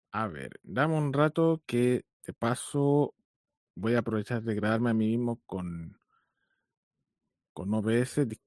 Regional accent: Chile; eh, soy ingeniero de sistemas, soy chileno, tengo 36 años

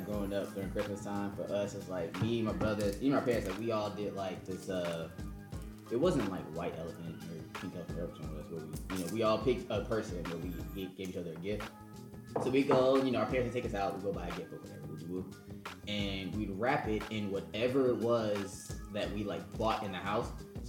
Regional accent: Long Beach, California, United States; I grew up in Long Beach.

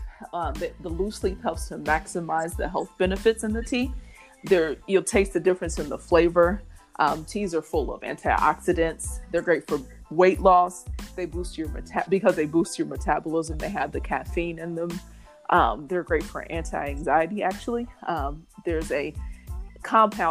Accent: Indianapolis, Indiana, United States; I am from Indianapolis, Indiana, born and raised

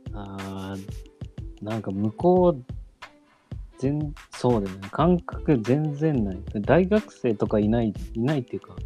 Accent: Tottori, Japan; now in Kyoto, Japan; 地元は鳥取一緒で、僕は今京都に住んでて

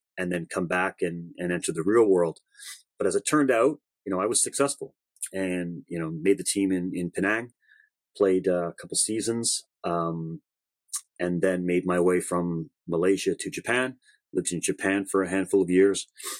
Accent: Toronto, Ontario, Canada; I grew up in Scarborough, one of two boys with a single mother

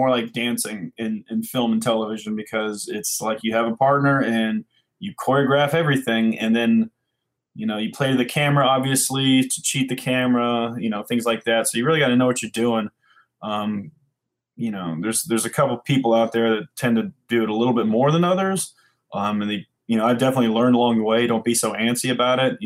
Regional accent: Puyallup, Washington, United States; also born or lived in LaGrange, Georgia; I was born in LaGrange, Georgia, and I moved to Seattle, actually Puyallup area, when I was about five

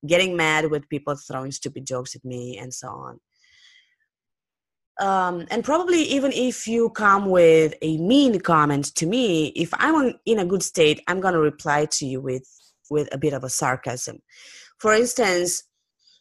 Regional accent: Romania; English is a second language; I come from Romania, which is not a native English speaking country

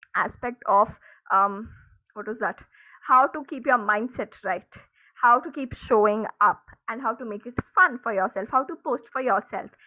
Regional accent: India; I am an Indian

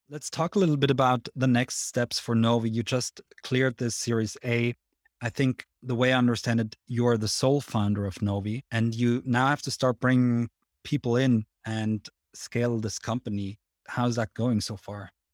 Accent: Switzerland; if you can tell from my accent, but I'm actually Swiss

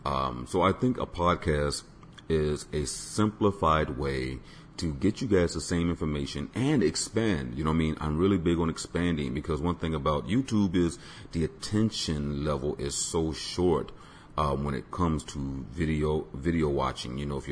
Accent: Tampa, Florida, United States; I was born on Davis Island, which is within Tampa, Florida. And I grew up basically constantly listening to music

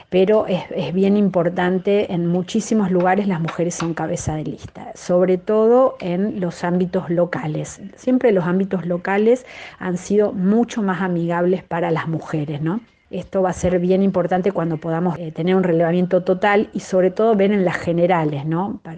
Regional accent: Santa Fe, Argentina; Bueno, yo soy de Santa Fe, por ejemplo, y no la legislatura se renueva totalmente dentro de dos años.

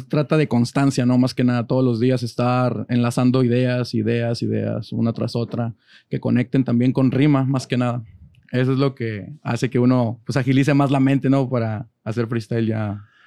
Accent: Monterrey, Nuevo León, Mexico; De zona norte, San Bernabé

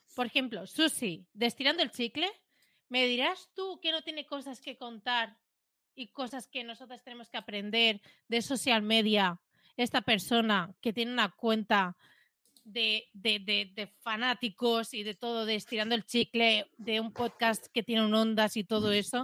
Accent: Premià, Catalonia, Spain; aquí en, mi pueblo hay un local

